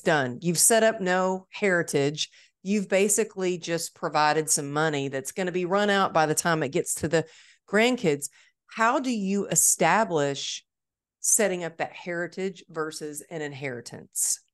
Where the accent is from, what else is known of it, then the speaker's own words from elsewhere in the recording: Dallas, Texas, United States; It's my hometown